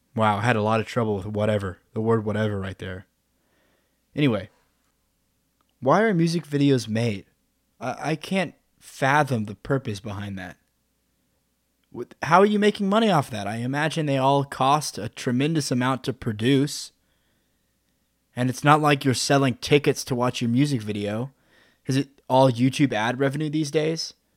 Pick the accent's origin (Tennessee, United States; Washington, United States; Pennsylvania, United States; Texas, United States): Texas, United States; Midland; moved away; I'm from Midland, which is like, what, one hundred twenty-five thousand people